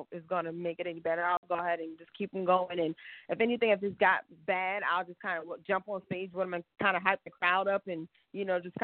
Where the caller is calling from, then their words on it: Charlotte, North Carolina, United States; I'm calling from Charlotte, North Carolina